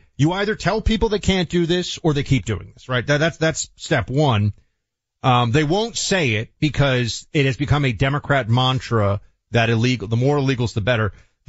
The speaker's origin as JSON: {"language": "English", "town": "New York City", "region": "New York", "country": "United States", "tie": "born or raised there", "moved": "as an adult", "lives_now": "Miami, United States", "said": "New York City, my hometown. I'm still a New Yorker, even if I'm currently hanging out in Miami."}